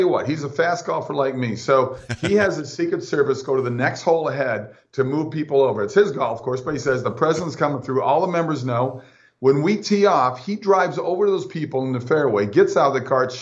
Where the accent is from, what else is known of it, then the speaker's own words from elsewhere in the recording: Minnesota, United States; now in Florida, United States; my buddies back in Minnesota where I grew up